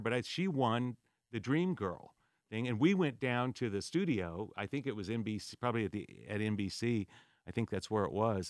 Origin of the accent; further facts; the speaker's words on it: Whittier, California, United States; also born or lived in San Diego, California; Born and raised in Whittier, California, till I was uh, 17